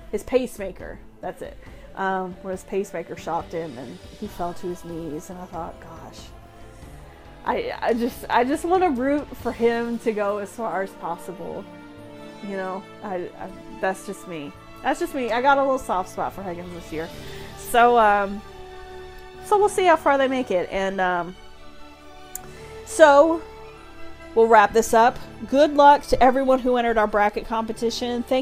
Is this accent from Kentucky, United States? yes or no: yes; Lexington, Kentucky, United States; I grew up here. They are here in my hometown.